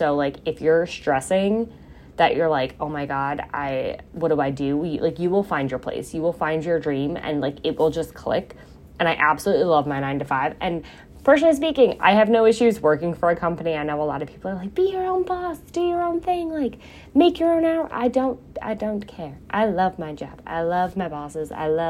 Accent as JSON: {"language": "English", "region": "New York", "country": "United States", "also_born_or_lived": "Florida", "lives_now": "South Jersey, United States", "said": "I am in South Jersey. I am not from here. I am not from the armpit. I am from New York. I've lived in Florida. I've lived in downstate New York, upstate New York, South Jersey, on and off."}